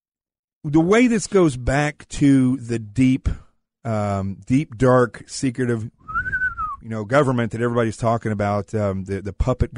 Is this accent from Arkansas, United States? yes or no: yes; the Ozarks, Arkansas, United States; I'm from Arkansas in the Ozarks.